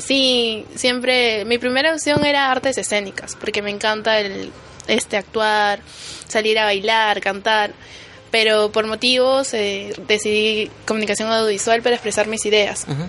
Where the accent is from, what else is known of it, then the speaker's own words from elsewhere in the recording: Lima, Peru; Yo vengo de Chorrillos